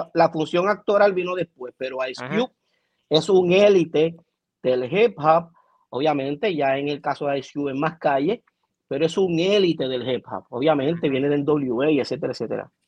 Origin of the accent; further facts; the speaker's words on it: Puerto Rico; como puertorriqueño